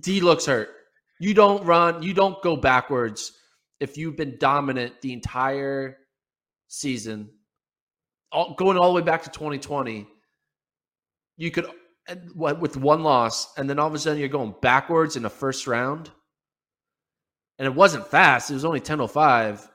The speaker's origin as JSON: {"language": "English", "country": "United States", "said": "we are American-based"}